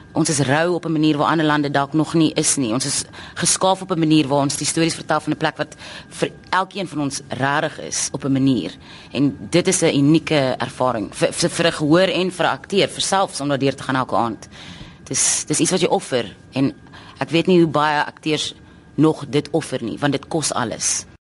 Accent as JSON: {"language": "Afrikaans", "country": "South Africa", "said": "ons dink as Suid-Afrikaners"}